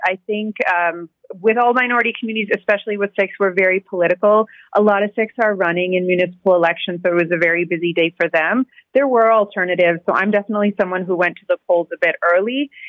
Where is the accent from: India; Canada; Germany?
Canada; I think when I reflect as an adult and as a Canadian on how I truly want to celebrate Bandi Chhor Divas